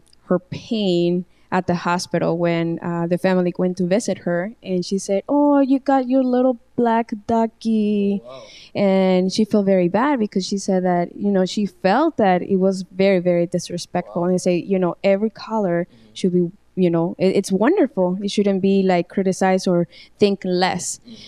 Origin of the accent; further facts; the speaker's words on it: Mexico; moved away as an adult; also born or lived in San Francisco; now in United States; I was born in San Francisco, but I grew up in Mexico from newborn until, from year one until the age of 18. So I grew up in Mexico, completely like 100% Mexican.